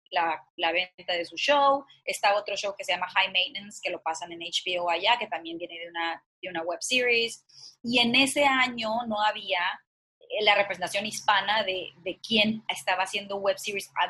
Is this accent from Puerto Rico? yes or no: no; northern Mexico, Mexico; soy una norteña de, de, de familia conservadora, de clase media